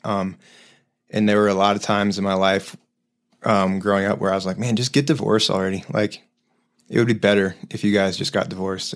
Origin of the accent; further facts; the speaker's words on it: Denver, Colorado, United States; also born or lived in Highlands Ranch; I was born here, in Denver